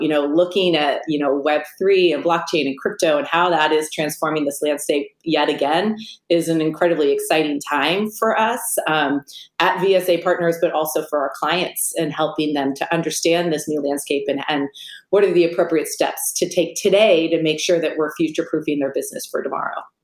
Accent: Silicon Valley, California, United States; I grew up in the Silicon Valley

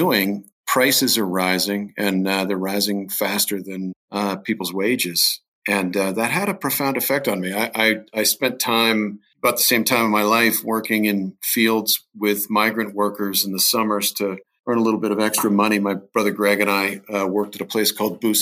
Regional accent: Norwalk, Ohio, United States; now in Colorado, United States; I grew up south of a town called Sandusky, Ohio, a little town called Norwalk

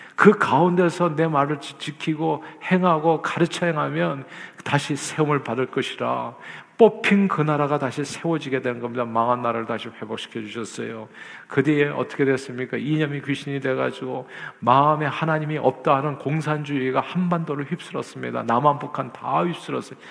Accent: South Korea; now in United States

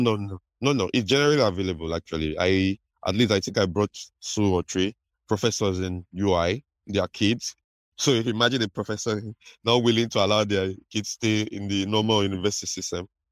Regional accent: Delta, Nigeria; I'm from Delta State in Nigeria.

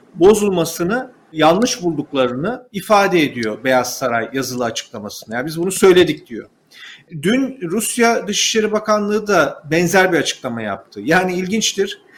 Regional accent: Turkey; bir Türk olarak, bir Türk vatandaşı olarak

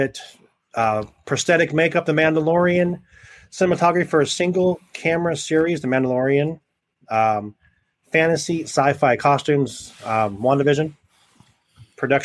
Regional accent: Southern California, United States; moved away; I'm from Southern California, and they didn't do that when I lived there

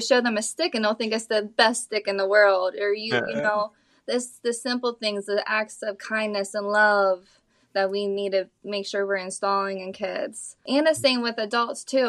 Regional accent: Ohio, United States; moved away as an adult; now in Naples, United States; leaving my hometown from Ohio. Moving down to Naples

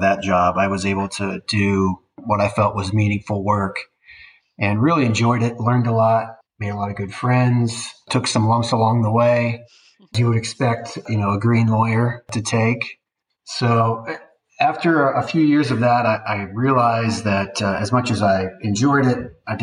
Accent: Kansas City, United States; I'm from the Kansas City area and went to school there

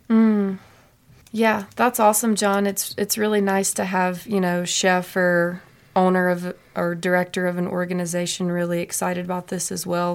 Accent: Mississippi, United States; moved away as an adult; now in Butte, United States; I'm originally from Mississippi.

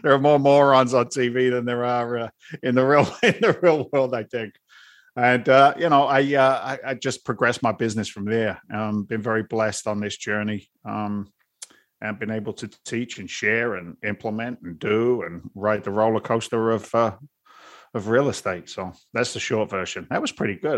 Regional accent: London, United Kingdom; now in Boston, United States; I'm an immigrant from London, England. And now I live in Boston. You put that accent together

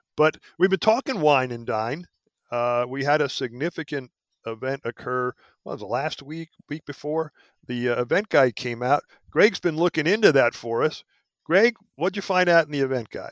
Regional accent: Philadelphia, Pennsylvania, United States; moved away as an adult; also born or lived in Alaska / Hawaii; I was born in Philadelphia, but I, I left there back in, uh, well, I graduated college in seventy-five and haven't lived in Philly since

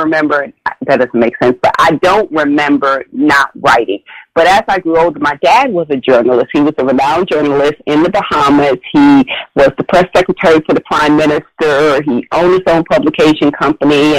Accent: New York City, New York, United States; Growing up in Brooklyn, you know, our apartments weren't large or long or big or anything

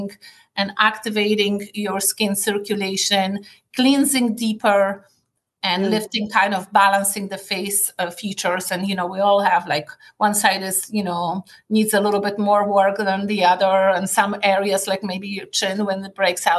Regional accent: Poland; moved away as an adult; also born or lived in Paris, France; now in United States; Growing up in Poland

